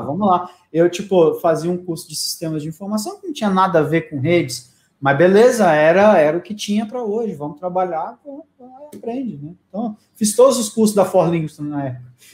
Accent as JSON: {"language": "Portuguese", "town": "Palmas", "region": "Tocantins", "country": "Brazil", "moved": "yes", "said": "eu sou de Palmas do Tocantins"}